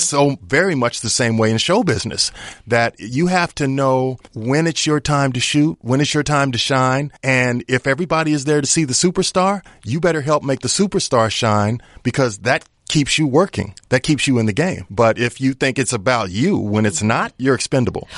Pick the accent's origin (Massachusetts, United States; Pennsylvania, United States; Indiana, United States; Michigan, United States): Indiana, United States; Indianapolis; moved away as an adult; also born or lived in Colorado Springs, Colorado; now in Los Angeles, United States; I'm originally from Indianapolis, Indiana. You know, played high school basketball and all that good stuff there